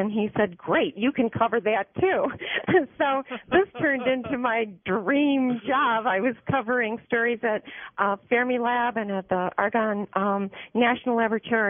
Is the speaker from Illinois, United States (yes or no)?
yes; Chicago, Illinois, United States; I grew up in the Chicago area, in Chicago itself, but I have roots in Iowa. My father's family, going back 4 or 5 generations, came from the Amana colonies, and so he came to the big city and settled here